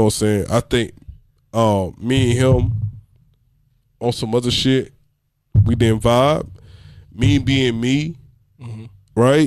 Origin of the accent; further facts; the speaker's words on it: Georgia, United States; moved away as an adult; now in Fayetteville, United States; I'm originally from Georgia